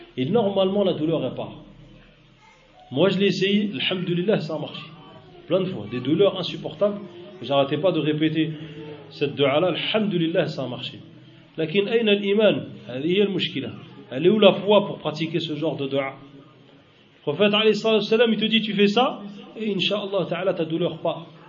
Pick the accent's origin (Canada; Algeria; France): Algeria; moi j'habite dans une région, en Algérie, où il y en a beaucoup, c'est une région désertique